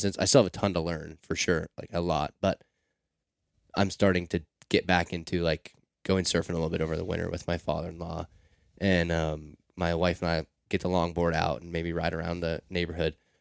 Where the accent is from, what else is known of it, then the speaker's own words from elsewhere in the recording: Seattle, Washington, United States; growing up in Seattle. I'm, I'm outside of Seattle, but still in the city